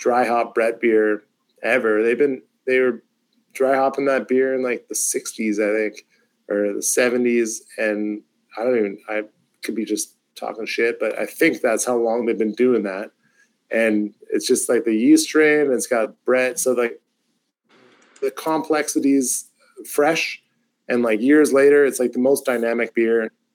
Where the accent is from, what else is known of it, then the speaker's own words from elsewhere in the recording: Canada; as Canadian consumers